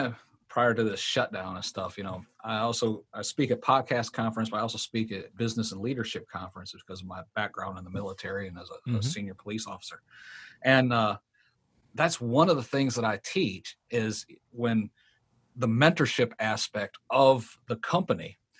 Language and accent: English; Marysville, Michigan, United States; I grew up in Marysville.